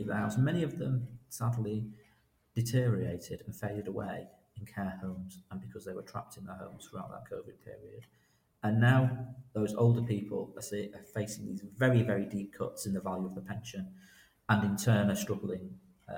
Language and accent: English; Salford, North West England, United Kingdom; moved away as an adult; also born or lived in Leicester; I grew up in Manchester, in Salford.